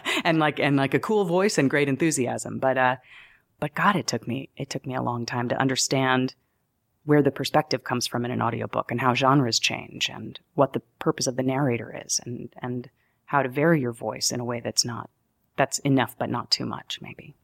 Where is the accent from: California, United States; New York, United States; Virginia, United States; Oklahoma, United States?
New York, United States; also born or lived in Denver, Colorado; I'm a New Yorker